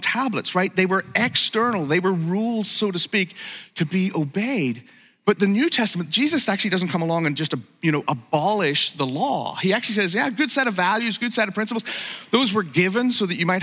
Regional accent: Northern Ireland, United Kingdom; moved away; I grew up in Northern Ireland

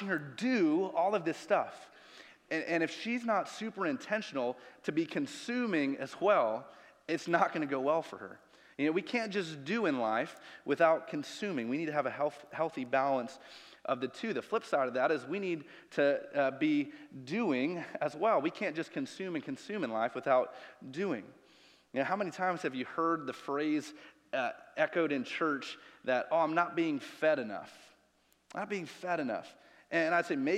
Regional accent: Chicago, Illinois, United States; moved away; I'm from Chicago. I can deal with negative 20 degrees and the wind coming off the lake

